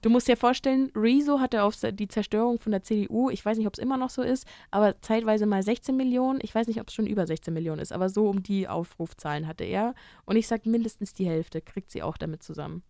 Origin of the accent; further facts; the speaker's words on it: near Freising, Bavaria, Germany; nah in meiner Heimat liegt